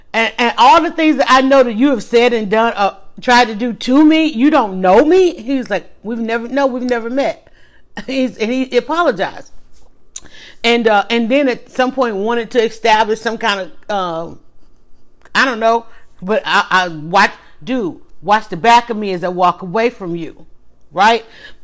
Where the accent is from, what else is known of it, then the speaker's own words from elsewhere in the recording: Atlanta, Georgia, United States; Well, I'm actually outside of Atlanta, but I was born and raised in Atlanta, started my family here, and never really lived anywhere else.